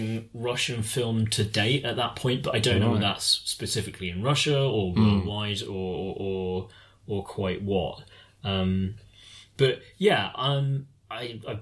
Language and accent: English; United Kingdom; as British people